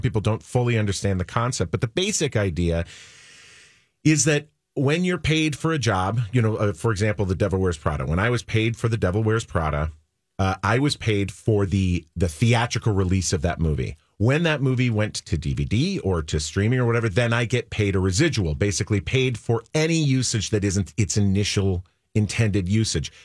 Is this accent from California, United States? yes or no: no; Minnesota, United States; I was not born in Minnesota, but I grew up in Minnesota